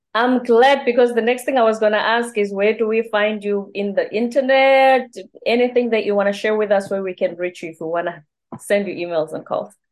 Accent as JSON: {"language": "English", "country": "South Africa", "also_born_or_lived": "South Korea", "first_language": "Zulu", "second_language": "English", "moved": "as an adult", "lives_now": "United States", "said": "I'm Zulu. I'm from the Zulu tribe. So Zulu is my first language."}